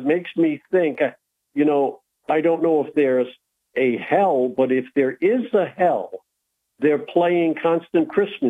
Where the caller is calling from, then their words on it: Binghamton, New York, United States; Hi, Bob. It's your friend … from Binghamton.